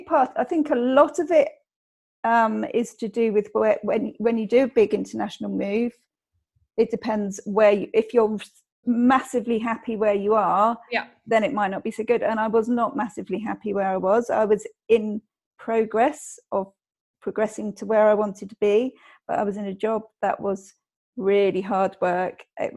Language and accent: English; England, United Kingdom; being English in being, and I think, fairly small-minded because it's an island.